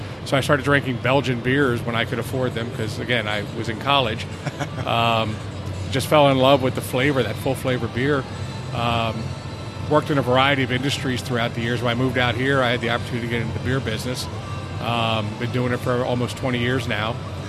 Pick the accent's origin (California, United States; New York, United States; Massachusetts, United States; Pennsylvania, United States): Pennsylvania, United States; Philadelphia; moved away as an adult; also born or lived in Delaware; now in Arizona, United States; Born and raised in Philadelphia. Came out to Arizona because you don't shovel sunshine.